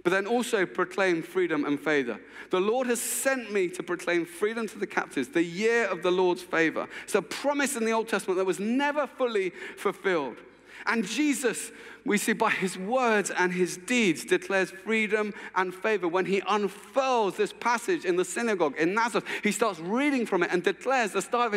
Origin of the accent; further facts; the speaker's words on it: England, United Kingdom; I'm English